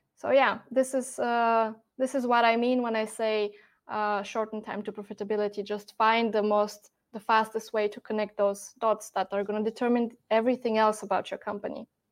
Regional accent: Bulgaria; moved away as an adult; now in Germany; I'm born and raised in Bulgaria, um, and then a couple of years ago, I moved to Germany

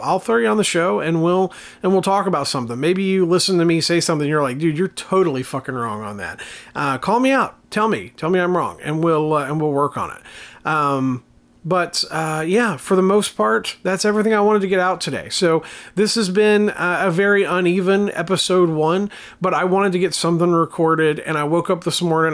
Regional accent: Appalachia, United States; as an Appalachian American, as someone living in this area of the country

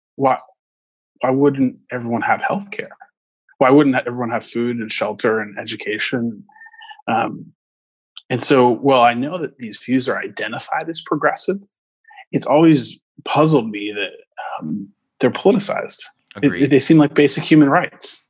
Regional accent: Orange County, California, United States; I grew up in Orange County near Disneyland, and um, you know my um, my roots are here

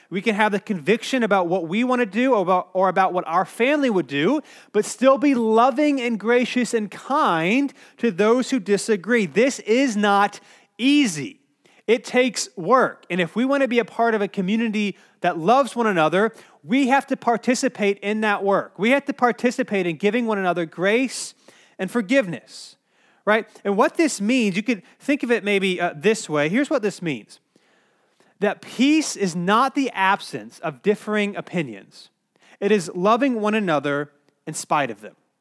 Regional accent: Cary, North Carolina, United States; I grew up in Cary, North Carolina, which is like one of the safest places you could probably live in the world.

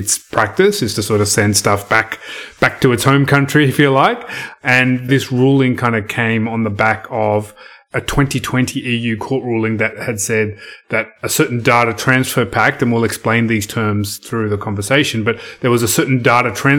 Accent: Australia; as an Australian citizen

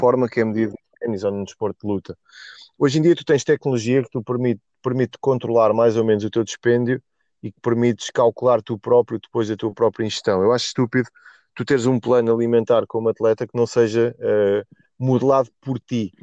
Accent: Portugal; a pior coisa que me podem fazer enquanto português

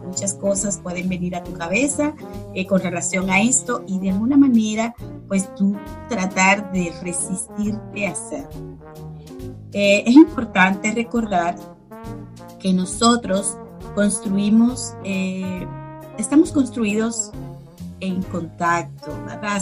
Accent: Dominican Republic; moved away as an adult; now in United States; yo migré de mi país soy dominicana

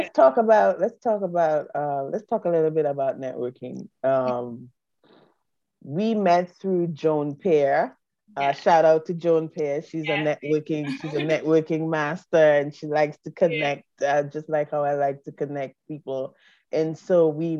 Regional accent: St. Vincent & Grenadines; I'm from the Caribbean, I'm from St. Vincent

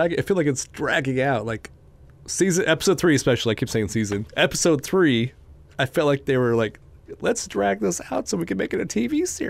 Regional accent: Wyoming, United States; I grew up in Wyoming

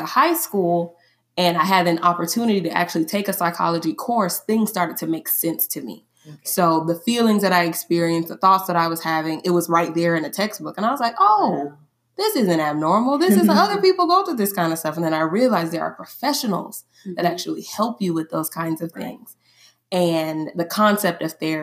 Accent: Tallahassee, Florida, United States; I was born and raised here in Tallahassee, Florida

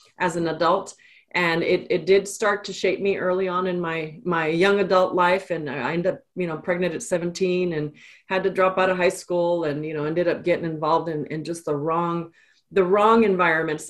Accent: Austin, Texas, United States; also born or lived in El Paso, Texas; I'm actually a native Texan. I grew up in El Paso, was born in El Paso, and moved to Austin when I was about 9 or 10

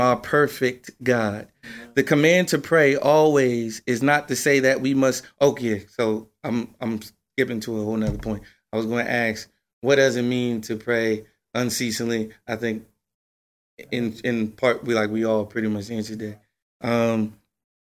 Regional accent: New Jersey, United States; I'm from Jersey

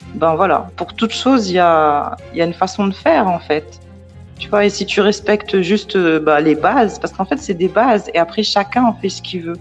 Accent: Paris, Île-de-France, France; je suis née à Paris, j'ai grandi à Paris

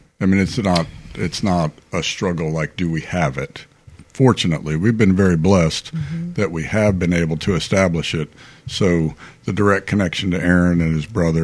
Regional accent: Arlington, Virginia, United States; I grew up in Arlington, Virginia

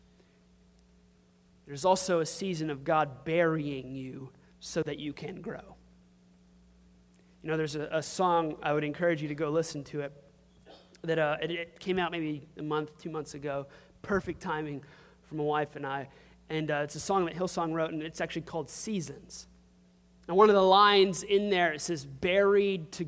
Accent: Crowley, Louisiana, United States; where are you from? And if I say Crowley

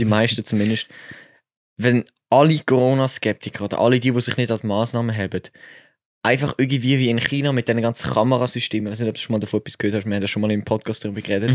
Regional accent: Switzerland; ich als Schweizer

